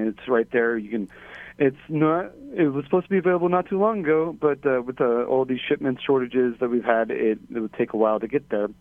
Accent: California, United States; moved away as an adult; also born or lived in Hawaii / upstate New York; now in Waimanalo, Hawaii, United States; I'm originally from California

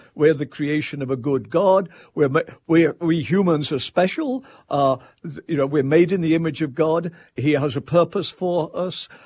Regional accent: England, United Kingdom; now in Tallahassee, United States; I'm an Englishman

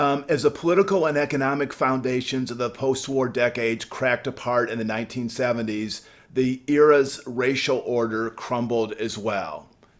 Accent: Peoria, Illinois, United States; I grew up in Peoria, Illinois

